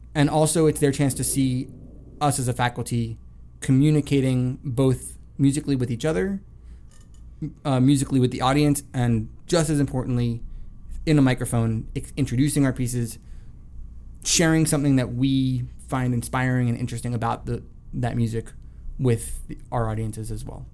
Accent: South Florida, United States; moved away; I grew up in South Florida

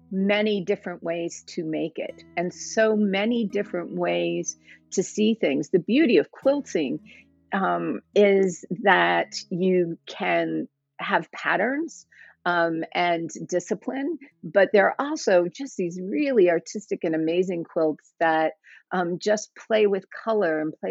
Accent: the South, United States; And I grew up in the South for the most part. My dad was in the military, but most of our stations were in the South.

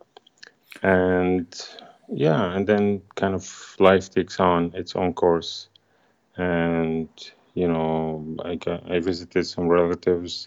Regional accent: Syria; moved away; it was just happy to be in my hometown

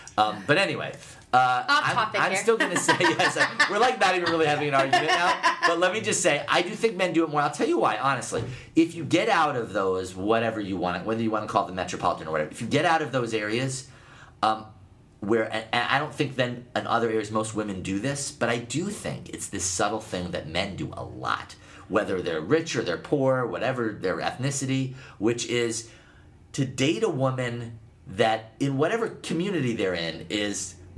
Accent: Northeast, United States; I'm from the Northeast, and also I live in the Northwest a lot now.

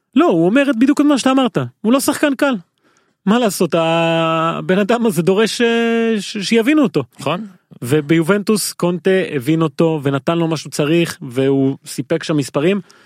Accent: Haifa, Haifa District, Israel; כנער חיפאי בגיל הזה

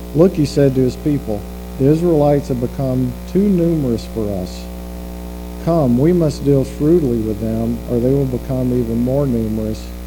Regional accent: the South, United States; moved away as an adult; we're both from the South

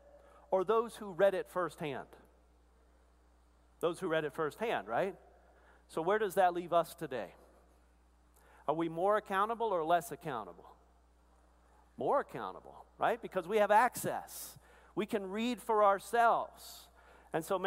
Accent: Arkansas, United States; I'm from Arkansas, part of the Arkansas-Louisiana Conference

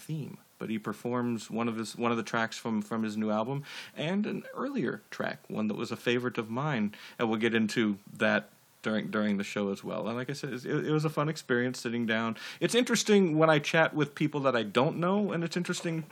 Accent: Pomona, California, United States; Pomona, my hometown

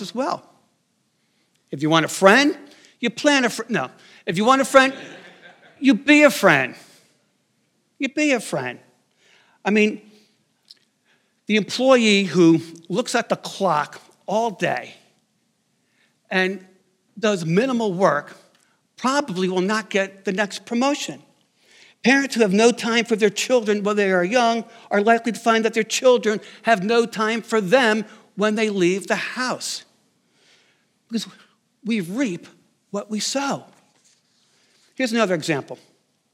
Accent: outside New York City, United States; I grew up outside New York City

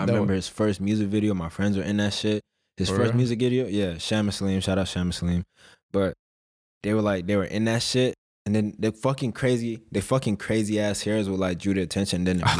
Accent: Philadelphia, Pennsylvania, United States; born there; Because I was, like, I was born in Philly.

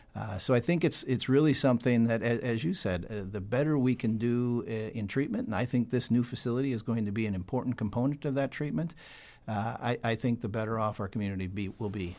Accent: Sioux Falls, South Dakota, United States; also born or lived in Bartlesville, Oklahoma; born and raised in Sioux Falls, South Dakota

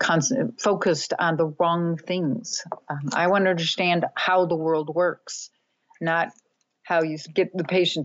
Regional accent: Minnesota, United States; I grew up in Minnesota, so the frigid Northlands

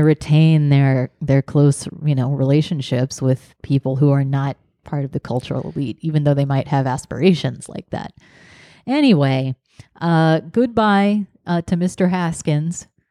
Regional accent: the South, United States; growing up in the South

